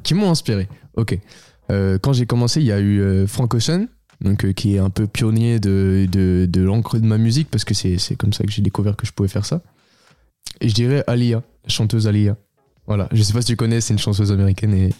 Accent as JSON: {"language": "French", "town": "Beaune", "region": "Bourgogne-Franche-Comté", "country": "France", "said": "je suis originaire de Bourgogne"}